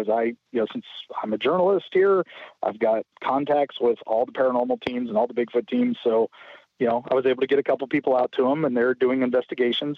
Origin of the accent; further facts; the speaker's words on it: St. Petersburg, Florida, United States; St. Petersburg, my hometown